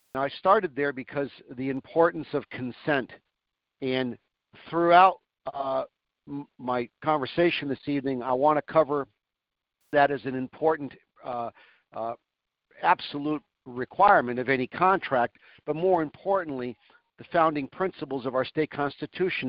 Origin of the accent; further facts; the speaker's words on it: Manchester, New Hampshire, United States; also born or lived in Sherbrooke, Quebec, Canada; I was born in Sherbrooke, and I grew up in uh, Manchester, the uh, biggest city in the state